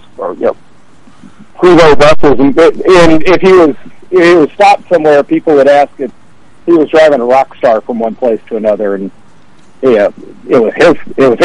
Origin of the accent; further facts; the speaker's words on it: Memphis, Tennessee, United States; I grew up in Memphis.